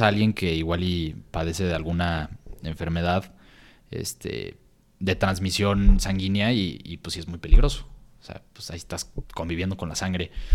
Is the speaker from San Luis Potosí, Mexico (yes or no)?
yes; San Luis Potosí, Mexico; moved away; also born or lived in Guadalajara; nosotros viniendo de San Luis, que no, la cultura apenas está creciendo en San Luis